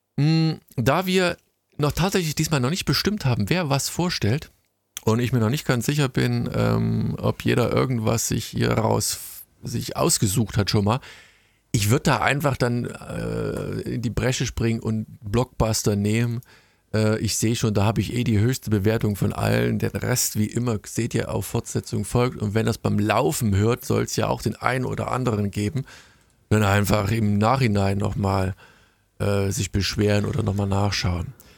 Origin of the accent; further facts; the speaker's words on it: Germany